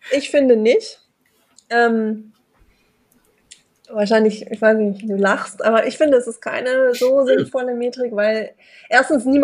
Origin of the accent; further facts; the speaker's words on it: Hamburg, Germany; ich komme aus Hamburg, ich bin da aber schon echt assimiliert